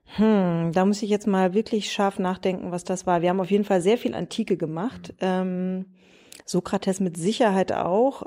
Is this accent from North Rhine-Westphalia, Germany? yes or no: yes; Ochtrup, North Rhine-Westphalia, Germany; moved away as an adult; also born or lived in Münster; now in Berlin, Germany; Ich komme aus Nordrhein-Westfalen. Äh, ich bin in Münster geboren, bin in Ochtrup zur Schule gegangen